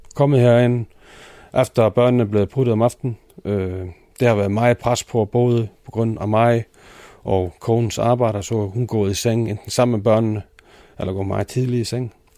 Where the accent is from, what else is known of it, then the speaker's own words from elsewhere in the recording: Iceland; Danish is a second language; moved away as an adult; now in Denmark; jeg er fra Island, og så bor jeg her nu i 14-15 år næsten